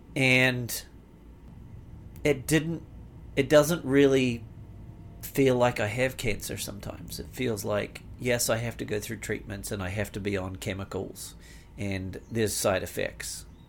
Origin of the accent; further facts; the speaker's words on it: Canterbury, New Zealand; moved away as an adult; now in United States; my life growing up in New Zealand, it was it was fantastic